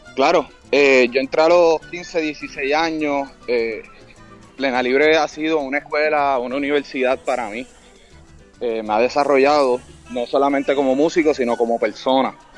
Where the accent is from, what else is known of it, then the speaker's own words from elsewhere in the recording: Puerto Rico; yo estoy reafirmándome como puertorriqueño y reafirmando la identidad de mi país